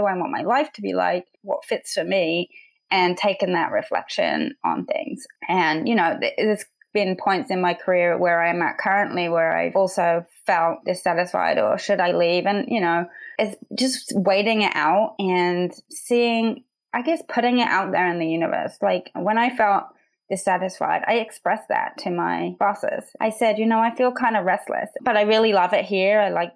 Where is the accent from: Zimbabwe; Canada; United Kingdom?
United Kingdom; England; moved away as an adult; also born or lived in Manchester; now in United States; So my accent is a little funny. I'm from England, and I grew up there in a village of 400 people, very tiny, and a farming community